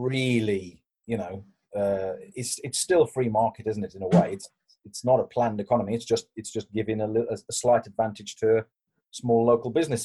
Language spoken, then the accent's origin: English; Dudley, West Midlands, United Kingdom; I'm actually from Dudley.